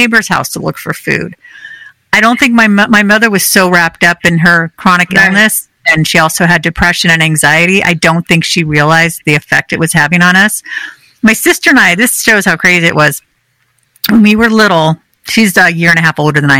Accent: California, United States; I grew up in California.

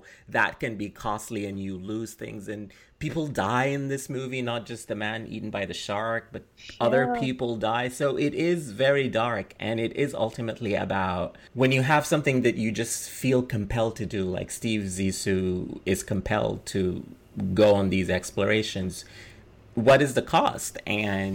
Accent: Sudan; when I was young growing up in Sudan

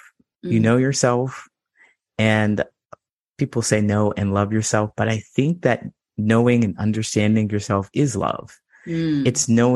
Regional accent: Ohio, United States; moved away as an adult; also born or lived in California / Chicago; I grew up in Ohio

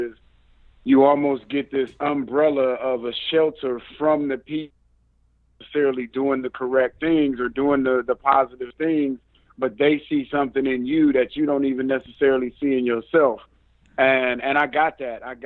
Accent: Cleveland, Ohio, United States; typical inner city Cleveland, Ohio

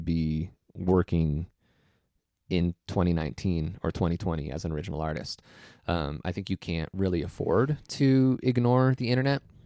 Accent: Iowa, United States; also born or lived in San Jose, California; we moved to Iowa when I was one. So I'm not really, like, from there. I was just born there

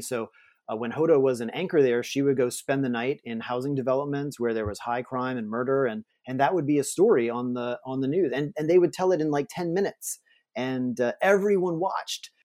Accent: New Orleans, Louisiana, United States; I am from New Orleans

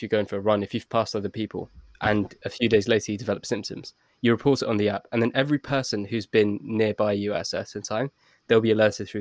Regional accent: London, United Kingdom; my parents are from Pakistan, I was born in London

